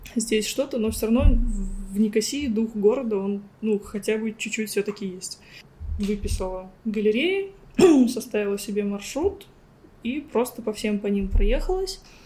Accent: Ulyanovsk Oblast, Russia; moved away as an adult; also born or lived in Moscow; now in Cyprus; я из Ульяновской области

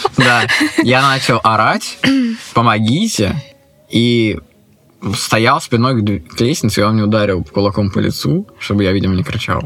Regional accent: Saint Petersburg, Russia; Я иллюзионист из Санкт-Петербурга

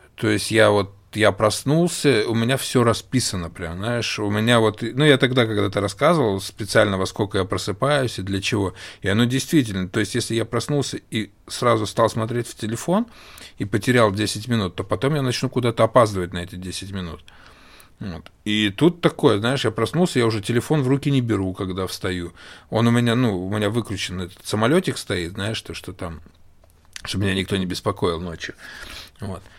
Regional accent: Russia; moved away; я из России

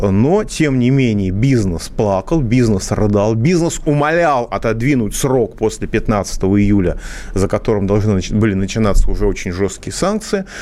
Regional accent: Moscow, Russia; я, как москвич

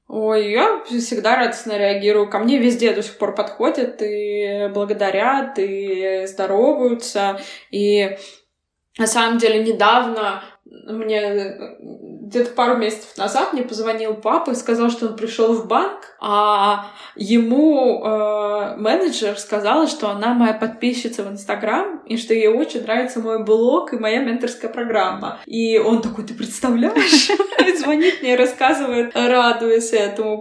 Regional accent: Yekaterinburg, Sverdlovsk Oblast, Russia; moved away as an adult; also born or lived in England / New York / Bali; now in Moscow, Russia; я родилась в Екатеринбурге, но в роддоме номер один на декабристов, а вот жила в соседнем квартале. То есть по, на самом деле я э, прям екатеринбурженка целиком и полностью.

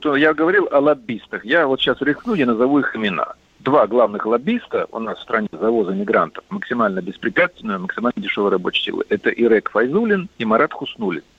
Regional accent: Kyrgyzstan; Я сам лично, вот я киргиз, я выступаю, чтобы его посадили в тюрьму.

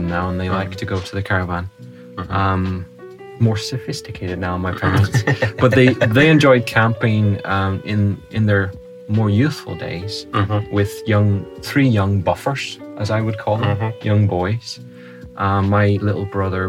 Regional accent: United Kingdom; I'm from the UK.

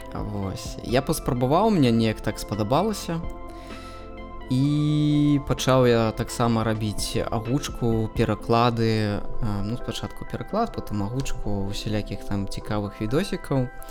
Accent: Belarus; first language Russian; Belarusian is a second language; я заўсёды ідэнтыфікаваў сябе як беларус

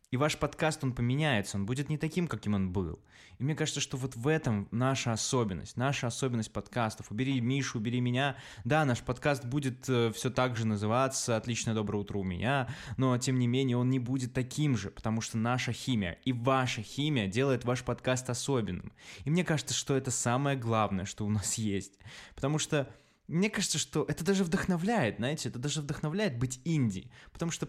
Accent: Belarus; мы чуваки из Беларуси

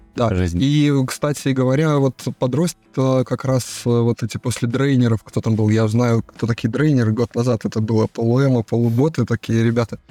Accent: Saint Petersburg, Russia; я с Ленинграда, отсюда вот прям с острова Васильевского

